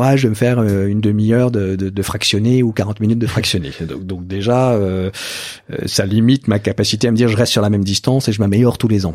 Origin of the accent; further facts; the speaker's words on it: Burgundy, Bourgogne-Franche-Comté, France; moi je viens de Bourgogne